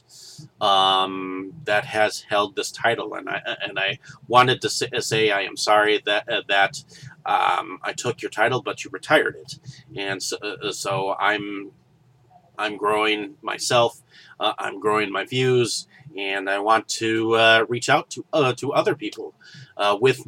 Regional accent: Milwaukee, Wisconsin, United States; I'm from Milwaukee, Wisconsin

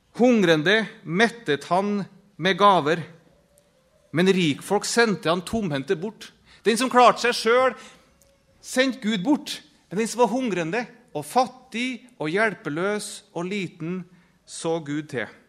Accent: Norway; jeg som en nordmann, eller hva jeg nå er.

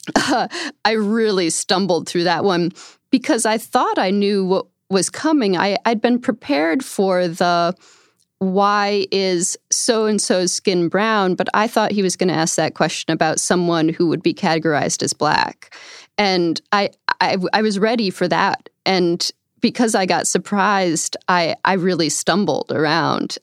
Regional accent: upstate New York outside of Albany, United States; I grew up in upstate New York outside of Albany

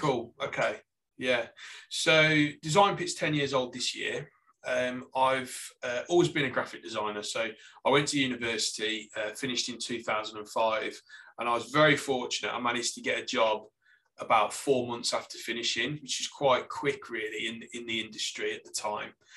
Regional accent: Lichfield, West Midlands, United Kingdom; accent: Staffordshire; moved away as an adult; also born or lived in Stoke-on-Trent / Australia; now in Salisbury, United Kingdom; I, am originally from Lichfield, which is actually in Staffordshire

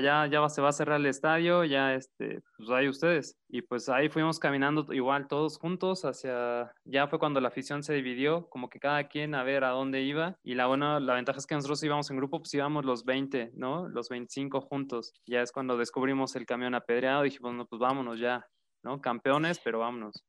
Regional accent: Puebla, Mexico; somos poblanos

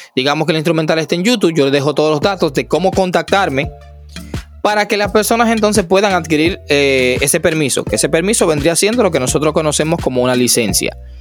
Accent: Dominican Republic; En mi país, aquí en República Dominicana

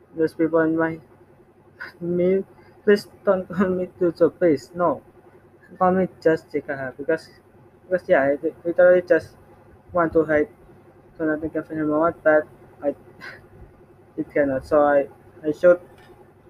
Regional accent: Semarang, Central Java, Indonesia; English is a second language; also born or lived in Surabaya; I'm Indonesian, and exactly I born and raised in Semarang

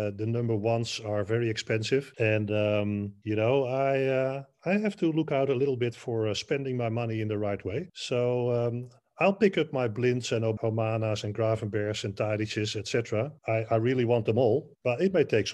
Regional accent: near Amsterdam, North Holland, Netherlands; I was born near Amsterdam.

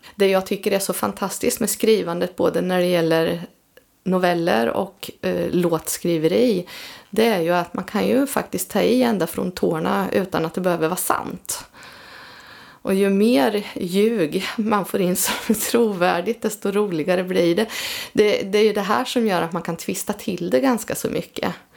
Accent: between Vadstena and Motala, Östergötland, Sweden; now in Linköping, Sweden; växte upp då mellan Vadstena och Motala

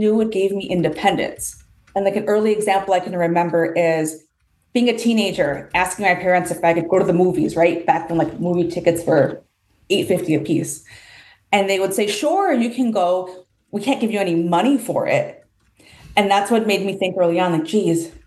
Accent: Chicago, Illinois, United States; I am born and raised in Chicago

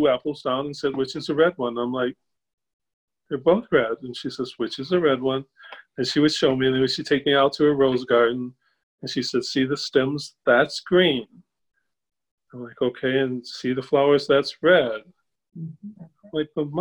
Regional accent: Evanston, Illinois, United States; I grew up in Evanston, Illinois, so there was a lot of very wealthy families

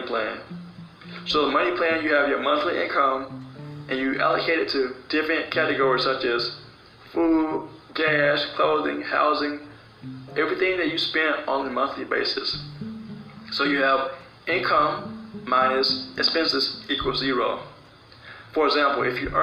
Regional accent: South Carolina, United States; I am from South Carolina

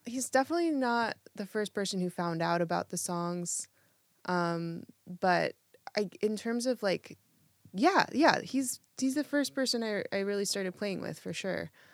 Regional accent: Eugene, Oregon, United States; now in Portland, United States; I grew up in Eugene

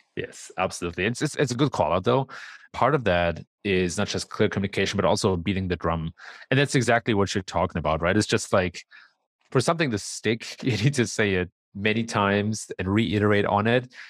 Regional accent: Germany; moved away as an adult; also born or lived in San Francisco Bay Area, United States; now in Chicago, United States; I was actually born and raised in Germany

